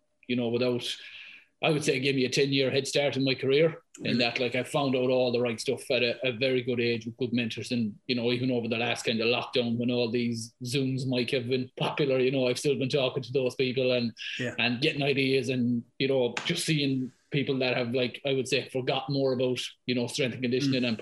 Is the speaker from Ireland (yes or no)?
yes; Ballaghaderreen, Connacht, Ireland; accent: thick Irish; moved away as an adult; now in London, United Kingdom; I'm from Balladareen up in Mayo. Would have grown up there